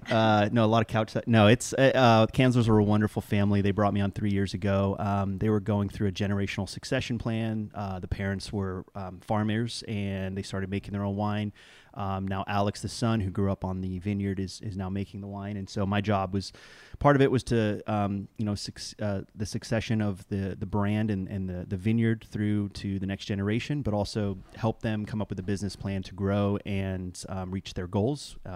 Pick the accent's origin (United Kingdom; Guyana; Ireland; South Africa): United Kingdom; South East England; so I'm I'm full generationally British uh, and grew up over there in uh, West Cotswolds of Oxfordshire.